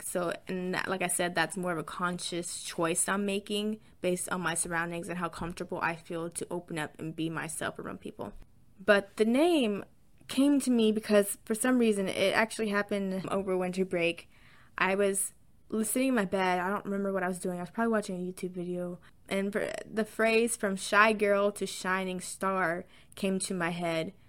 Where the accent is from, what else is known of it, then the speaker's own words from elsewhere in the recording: the South, United States; accent: southern twang; I am from the south, so sometimes you might hear some, a little bit of a little southern twang